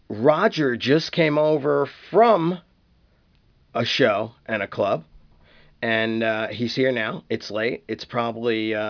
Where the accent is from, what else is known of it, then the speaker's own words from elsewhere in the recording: New York, United States; being a New Yorker